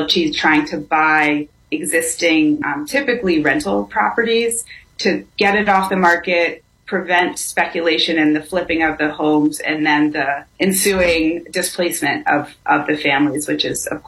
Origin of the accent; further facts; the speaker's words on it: Cambridge, Massachusetts, United States; I grew up in Cambridge, Massachusetts